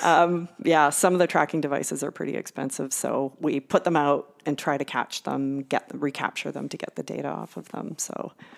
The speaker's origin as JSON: {"language": "English", "town": "Victoria", "region": "British Columbia", "country": "Canada", "tie": "born or raised there", "also_born_or_lived": "Newfoundland", "moved": "as an adult", "lives_now": "Winnipeg, Canada", "said": "University of Victoria, which is where I grew up in Victoria."}